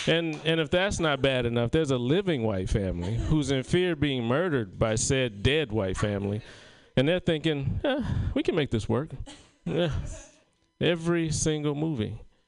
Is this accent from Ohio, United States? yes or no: no; South Carolina, United States; I told you that I'm from South Carolina, and I don't get to make it home very often.